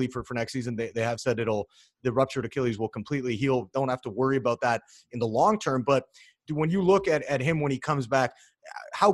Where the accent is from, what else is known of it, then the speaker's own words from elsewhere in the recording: Canada; I'm Canadian